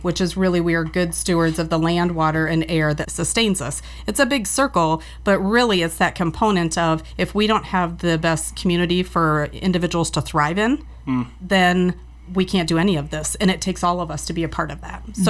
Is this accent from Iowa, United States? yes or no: yes; Cedar Valley, Iowa, United States; I've been born and raised in the Cedar Valley.